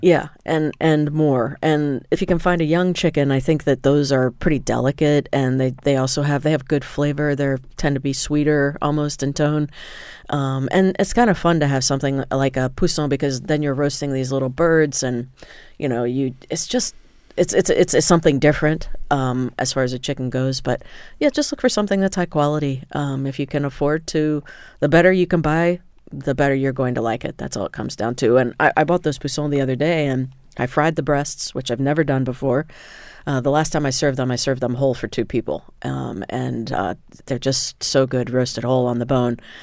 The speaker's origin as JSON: {"language": "English", "region": "Indiana", "country": "United States", "tie": "born or raised there", "said": "I grew up in Indiana where they produce tremendous sweet corn"}